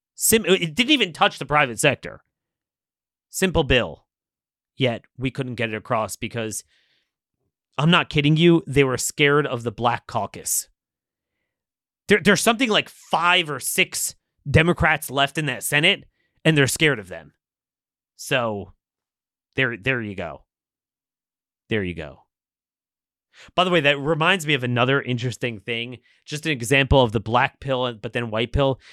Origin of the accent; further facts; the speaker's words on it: Maryland, United States; In my home state